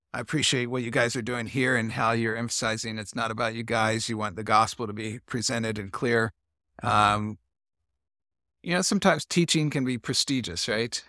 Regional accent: Columbus, Indiana, United States; moved away as an adult; also born or lived in Hungary; my hometown, Columbus, Indiana

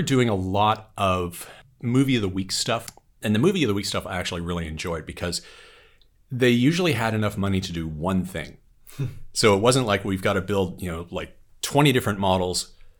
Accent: Ontario, Canada; I grew up in Canada in a very remote part of Ontario called the Snow Belt

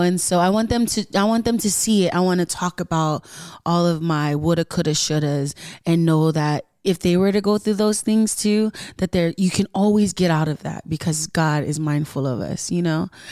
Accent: Carson, California, United States; Ness and I, we're from America

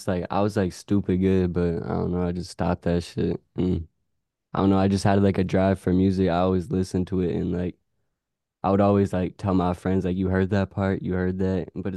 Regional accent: Phoenix, Arizona, United States; also born or lived in Cave Creek; when I was young, bro, like little kid, I was living in Cave Creek for like a year, 2 years, and then I moved down to Phoenix

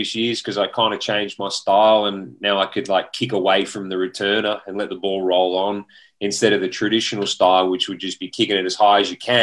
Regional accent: Bunyip, Victoria, Australia; moved away as an adult; also born or lived in Houston, United States; I grew up in Bunyip, played footy for the Bulldogs

